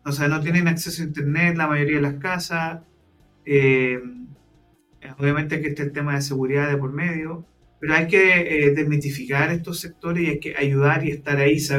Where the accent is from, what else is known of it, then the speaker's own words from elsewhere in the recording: La Pintana, Santiago Metropolitan Region, Chile; born there; also born or lived in Recoleta; nací en La Pintana, después nos movimos a Recoleta, está más cerca del centro